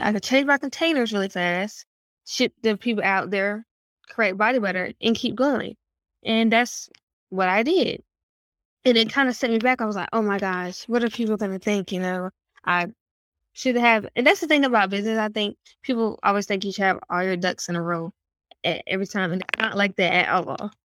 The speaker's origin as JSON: {"language": "English", "town": "Raleigh", "region": "North Carolina", "country": "United States", "tie": "born or raised there", "said": "I'm from Raleigh, North Carolina. I like to say that a city-born country kid."}